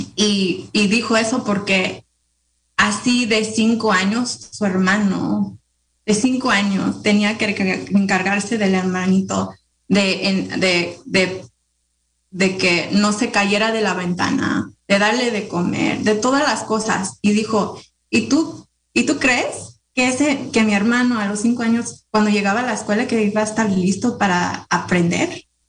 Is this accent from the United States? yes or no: yes; Ukiah, California, United States; Nací aquí en Yucaya